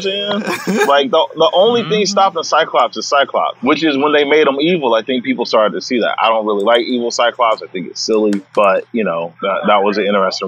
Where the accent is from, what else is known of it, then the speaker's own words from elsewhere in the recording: Greensboro, North Carolina, United States; moved away as an adult; also born or lived in San Diego / Los Angeles / New York / Toronto; I'm from Greensboro, North Carolina.